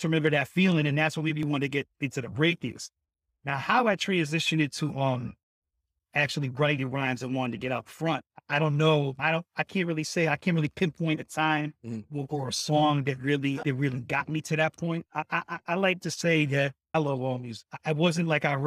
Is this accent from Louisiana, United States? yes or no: no; Hartford, Connecticut, United States; also born or lived in Manchester, Connecticut; Growing up in Hartford and West Hartford, we used to do the block parties